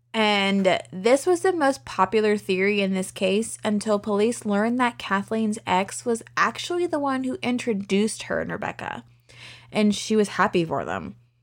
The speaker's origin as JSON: {"language": "English", "town": "Lynchburg", "region": "Virginia", "country": "United States", "tie": "born or raised there", "said": "my hometown of Lynchburg"}